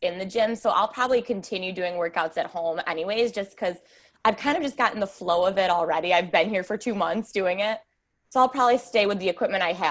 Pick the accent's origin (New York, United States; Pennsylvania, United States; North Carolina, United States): New York, United States; I'm from New York. So I'm from the United States